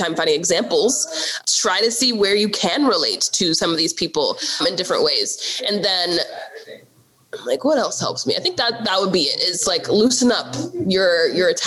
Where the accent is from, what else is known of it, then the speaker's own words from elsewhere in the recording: United States; I am technically African American because I was born in America and I'm Black, but my parents are immigrants